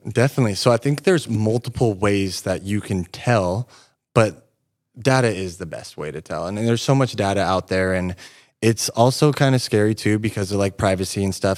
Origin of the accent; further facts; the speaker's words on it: Yreka, California, United States; moved away as an adult; now in Redding, United States; I grew up in Wairika, um, eighteen years living there.